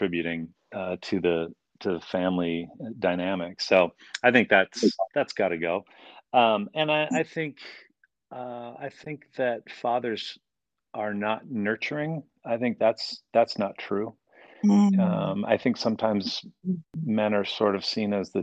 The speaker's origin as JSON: {"language": "English", "town": "Calgary", "region": "Alberta", "country": "Canada", "tie": "born or raised there", "also_born_or_lived": "Chicago, United States / Colorado, United States", "moved": "yes", "lives_now": "Vancouver, Washington, United States", "said": "I grew up in Calgary, Western Canada"}